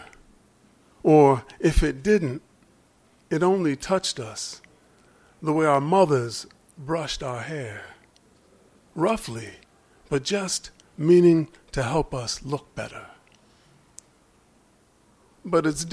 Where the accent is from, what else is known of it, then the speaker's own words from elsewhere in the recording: Philadelphia, Pennsylvania, United States; I grew up in Philadelphia